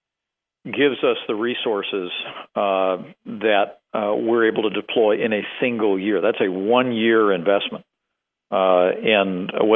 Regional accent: Indiana, United States; my home state of Indiana

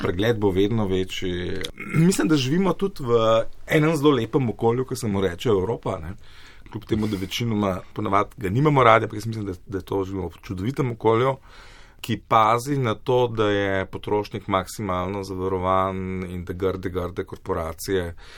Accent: Slovenia; Slovenci smo

